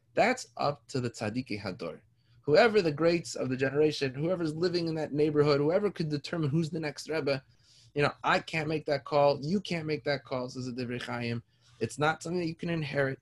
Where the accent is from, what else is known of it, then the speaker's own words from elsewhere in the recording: Toronto, Ontario, Canada; I grew up in Toronto, down the street from me